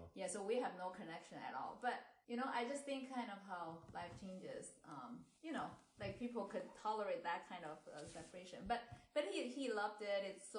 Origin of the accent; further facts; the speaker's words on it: Beijing, China; now in Upper Dublin, United States; I was born in the 70s in Beijing, China.